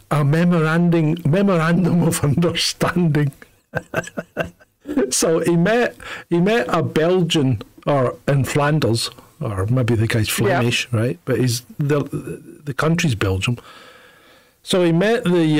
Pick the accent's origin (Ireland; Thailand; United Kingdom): United Kingdom; we're British